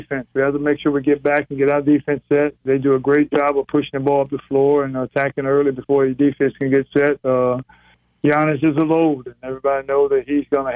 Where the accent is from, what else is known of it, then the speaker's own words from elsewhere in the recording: South Carolina, United States; moved away; I'm from South Carolina originally, so I've always come back